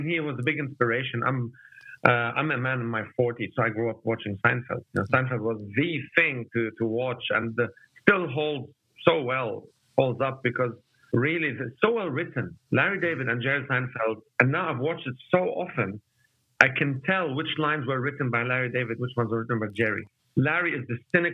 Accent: Lebanon; moved away as an adult; now in Australia; I came to Australia when I was 24 years old. I grew up in the Lebanese war.

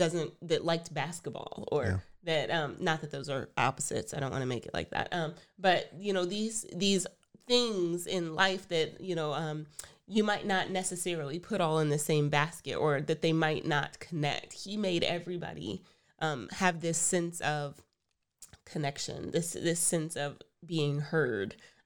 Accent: Texas, United States; I'm from Texas. I really like Tex-Mex.

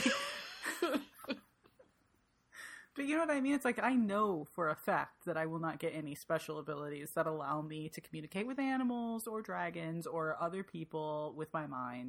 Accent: Michigan, United States; because I'm from Michigan

